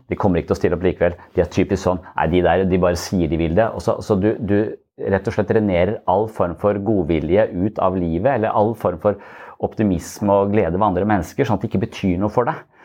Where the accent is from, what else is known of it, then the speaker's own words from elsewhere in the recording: Eastern Norway, Norway; now in Sørlandet, Norway; når jeg er fra Østlandet